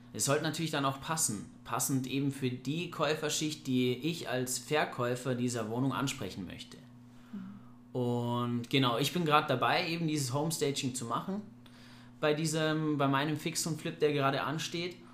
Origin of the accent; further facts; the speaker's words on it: Ingolstadt, Bavaria, Germany; ich komme aus Ingolstadt, ich bin jetzt 30 Jahre jung